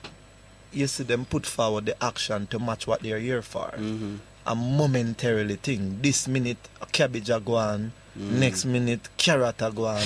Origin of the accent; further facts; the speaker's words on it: Kingston, Jamaica; I grew up in Arnett Garden